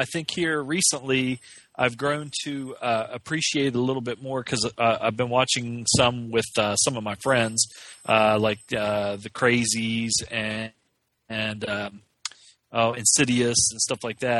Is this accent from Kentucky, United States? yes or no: yes; Kentucky, United States; I'm from Kentucky